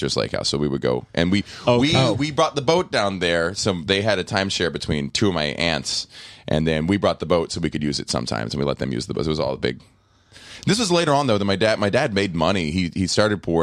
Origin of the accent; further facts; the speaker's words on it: Corpus Christi, Texas, United States; moved away; also born or lived in Atlanta, Georgia / Los Angeles; I grew up in Corpus Christi, Texas, and Atlanta, Georgia.